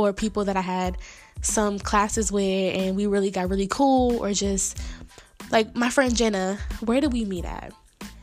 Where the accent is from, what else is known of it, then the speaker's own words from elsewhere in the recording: Dayton, Ohio, United States; I'm from Dayton